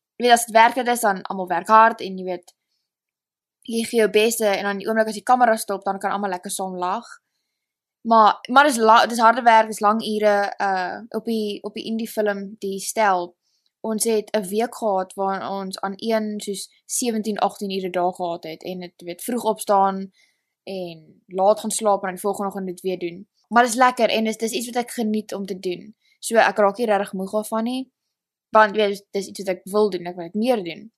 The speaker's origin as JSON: {"language": "Afrikaans", "town": "Stellenbosch", "region": "Western Cape", "country": "South Africa", "tie": "born or raised there", "accent": "South African", "moved": "as an adult", "lives_now": "Los Angeles, United States", "said": "ek het groot geword in Stellenbosch"}